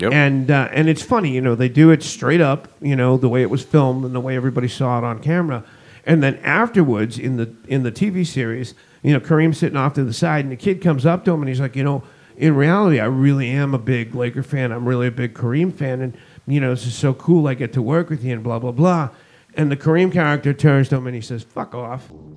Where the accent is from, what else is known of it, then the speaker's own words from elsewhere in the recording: Northeast, United States; moved away as an adult; also born or lived in Los Angeles, California; been born and bred in the Northeast